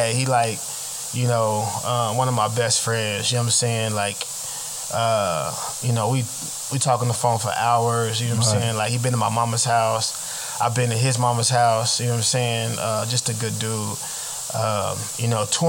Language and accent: English; Oklahoma, United States; I'm from Oklahoma.